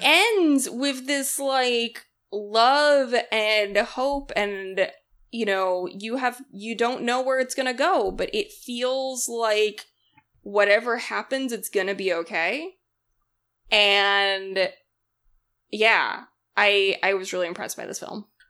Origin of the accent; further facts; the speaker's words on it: Massachusetts, United States; I'm from Massachusetts, like, I grew up with Little Women so deeply, went to the Alcott house a lot growing up